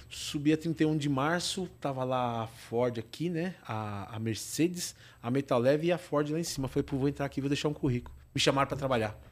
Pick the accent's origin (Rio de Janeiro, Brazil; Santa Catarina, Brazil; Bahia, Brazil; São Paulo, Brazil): São Paulo, Brazil; São Bernardo do Campo; eu sou de São Bernardo